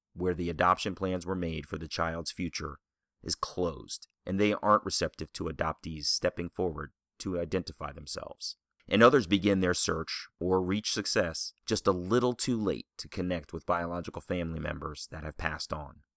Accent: Columbia, Maryland, United States; growing up in Columbia, Maryland

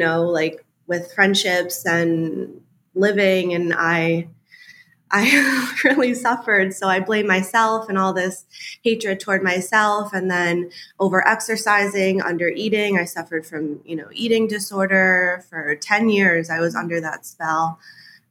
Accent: United States; moved away as an adult; also born or lived in Charleston; I grew up outside of New York City, like from my lawn, you could see New York, basically

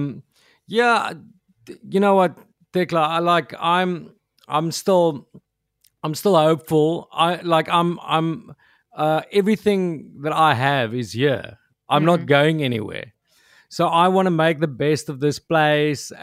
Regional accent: South Africa; first language Afrikaans; English is a second language; I just see myself as an South African

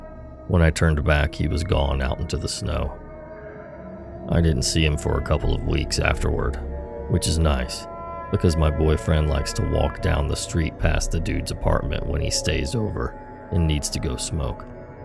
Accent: Missouri, United States; I grew up in Missouri. Junkies barely register as odd to me at this point.

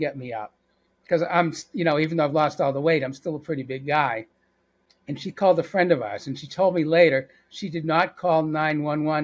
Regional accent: Boston, Massachusetts, United States; now in Atlanta, United States; I'm from Boston

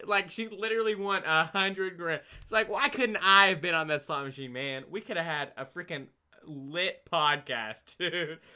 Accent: Oregon, United States; I'm from Oregon

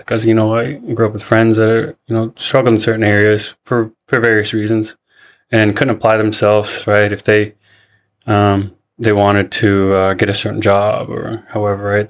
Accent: Seabird Island, British Columbia, Canada; also born or lived in Chilliwack, British Columbia; I'm from Seabird Island. Uh, grew up there.

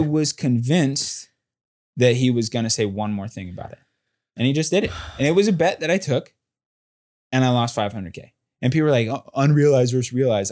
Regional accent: Southern California, United States; moved away as an adult; also born or lived in Texas; now in New York City, United States; I'm from Southern California

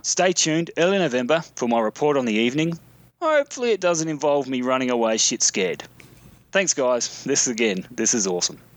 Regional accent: Mount Gambier, South Australia, Australia; the little town in question is called Mount Gambier

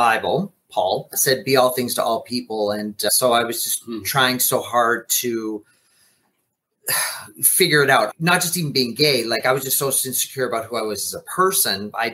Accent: Edmonton, Alberta, Canada; I was raised on the bad side of North Edmonton

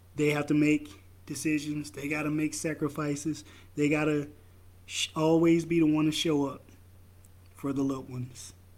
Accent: the South, United States; now in Idaho, United States; I'm from the South.

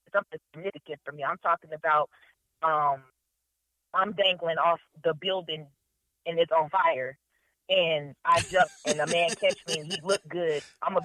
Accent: Denver, Colorado, United States; I'm from Denver, Colorado, y'all. I'm from the city of the mountains, cows, and the horses.

